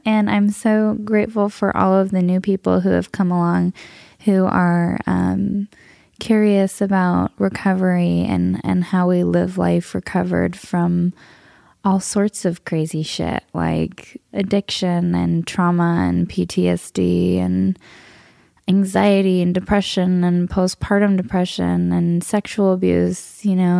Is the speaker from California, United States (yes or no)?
yes; Southern California, United States; I grew up in Southern California. I'm a SoCal native